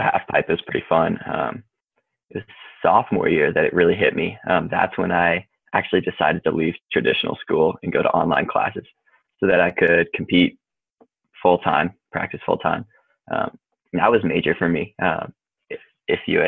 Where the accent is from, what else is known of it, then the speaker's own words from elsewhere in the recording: Breckenridge, Colorado, United States; also born or lived in Wintergreen, Virginia; I like to say I grew up, you know, Colorado, middle school and high school over there